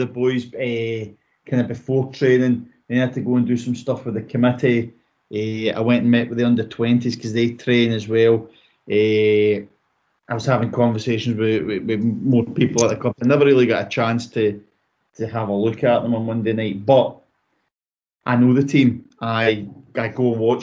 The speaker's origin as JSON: {"language": "English", "area": "Kilsyth", "region": "Scotland", "country": "United Kingdom", "tie": "born or raised there", "said": "it's my hometown club. It's where I've been brought up."}